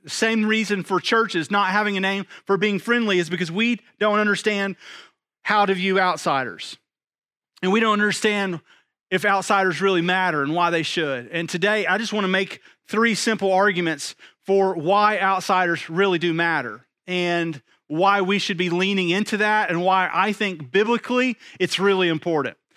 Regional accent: East Texas, United States; I'm from East Texas

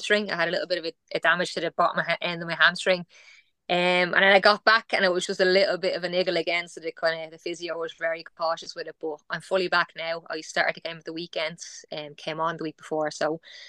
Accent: Ireland; moved away as an adult; also born or lived in Italy; I was ready to come home

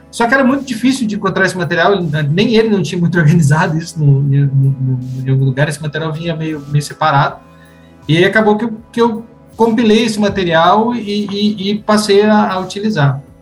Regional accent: Cruz Alta, Rio Grande do Sul, Brazil; born there; ligamos na Cúria, lá em, no Rio Grande do Sul, no Cruz Alto, onde eu nasci

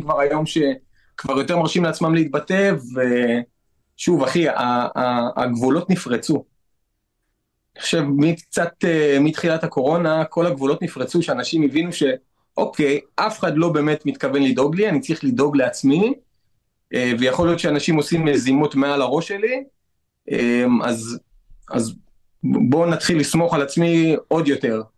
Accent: Netanya, Central District, Israel; גדלתי בנתניה

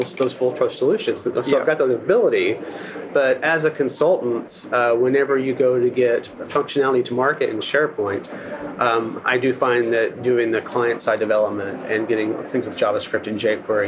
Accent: Arkansas, United States; I'm from Arkansas, so I'm a hillbilly.

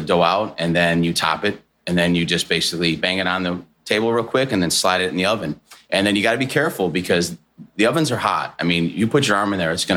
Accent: Chicago, Illinois, United States; I'm from Chicago.

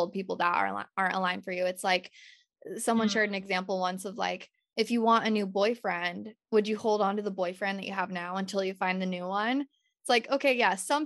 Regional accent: Utah, United States; moved away as an adult; now in California, United States; while still being in Utah in my hometown

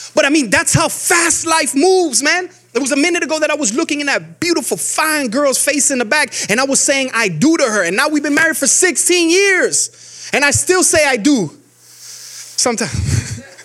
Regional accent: Miami, Florida, United States; moved away as an adult; now in Georgia, United States; I'm from Miami, Florida. We don't get snow. We've never gotten snow a day in our life

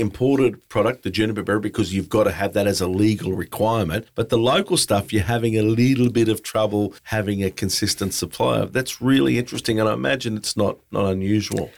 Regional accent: Caloundra, Queensland, Australia; my hometown

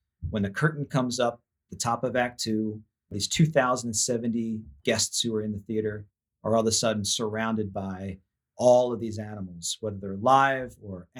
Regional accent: Manheim, Pennsylvania, United States; also born or lived in Strasburg, Pennsylvania; I was born and raised in Mannheim, Pennsylvania, just a small industrial town not far from Strasburg, which is where I live now

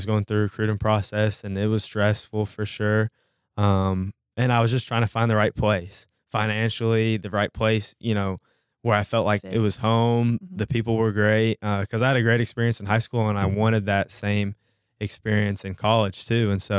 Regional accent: Louisville, Kentucky, United States; also born or lived in Carrollton, Georgia / Henryville, Indiana; So I was born in Carrollton, Georgia. {S0} Okay. {S1} And my family has moved around because of my dad's job. He's a high school teacher, football coach. And so we lived in Louisville right after I was born in Georgia.

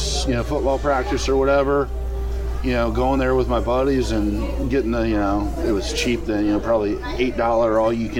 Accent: Jacksonville and Tallahassee, northern Florida, United States; Raised in northern Florida, Jacksonville, and Tallahassee, Florida. I kind of split my time growing up there

